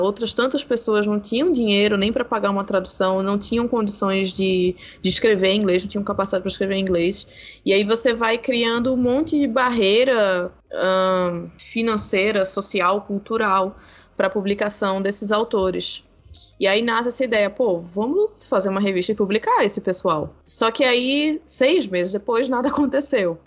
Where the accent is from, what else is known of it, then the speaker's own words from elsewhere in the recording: Brazil; nós somos brasileiros